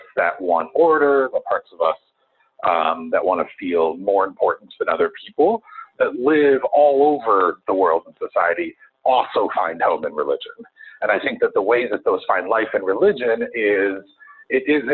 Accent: Chicago, Illinois, United States; I'm a Chicagoan

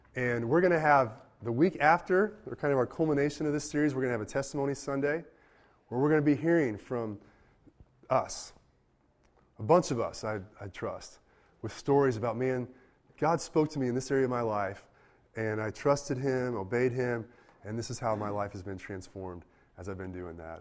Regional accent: United States; I'm an American, and I'm of European descent

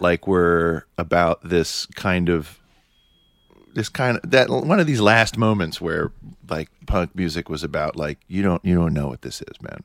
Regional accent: New York City, New York, United States; I'm from Manhattan.

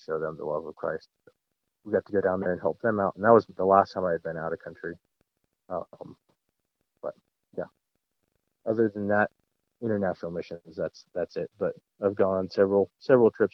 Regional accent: United States; also born or lived in Central Asia

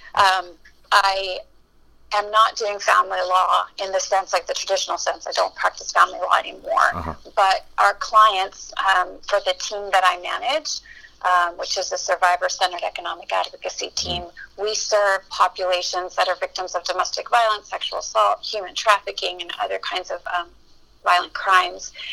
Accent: Matamoros, Tamaulipas, Mexico; moved away as an adult; also born or lived in Brownsville, Texas; now in Texas, United States; I grew up in Matamoros, which is in Mexico, and it's the border with Brownsville, Texas

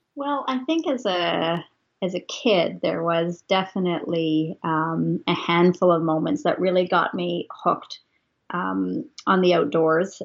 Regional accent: Ontario, Canada; also born or lived in Ottawa / Toronto; growing up in Ontario

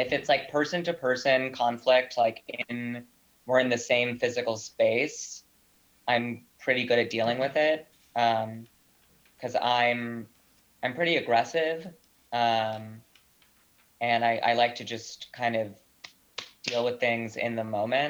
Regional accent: Northeast, United States; I mean, I'm Italian American from the Northeast and grew up in a very conflict heavy family.

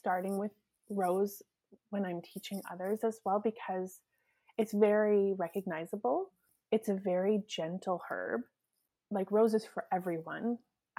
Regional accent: Edmonton, Alberta, Canada; moved away as an adult; now in Saskatchewan, Canada; I grew up in Alberta, right? Like in Edmonton, so it's like wild rose country.

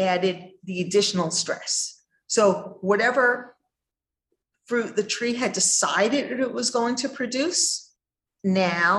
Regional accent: New York, United States; I grew up in New York in cold winters

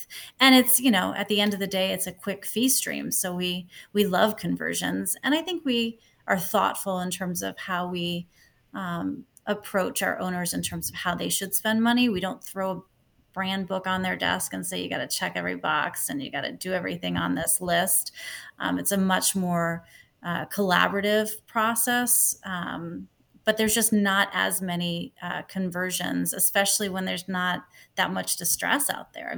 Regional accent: Long Island, New York, United States; moved away as an adult; now in US West Coast; I grew up in New York, in Long Island

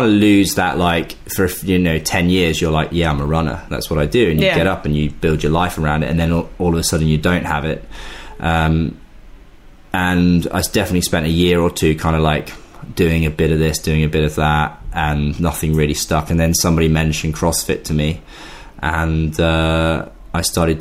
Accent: Leicester, East Midlands, United Kingdom; I'm from Leicester

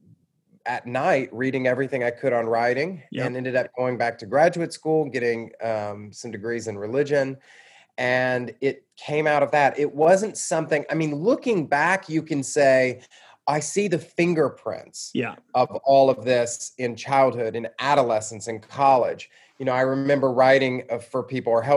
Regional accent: Atlanta, Georgia, United States; also born or lived in Louisville, Kentucky / Mississippi; I grew up in Georgia, in suburban Atlanta

